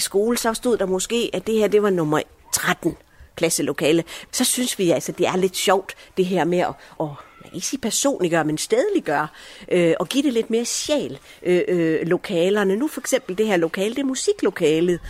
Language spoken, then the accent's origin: Danish; Viby, Central Denmark Region, Denmark; also born or lived in Allahabad, India; jeg er som mænd vokset op her i Viby